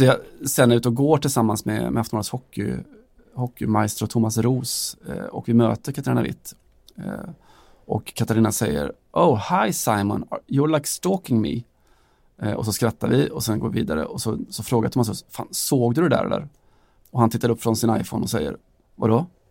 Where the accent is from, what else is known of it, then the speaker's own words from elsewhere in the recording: Sweden; Vi kommer från Sverige där vi har något som heter Allsvenskan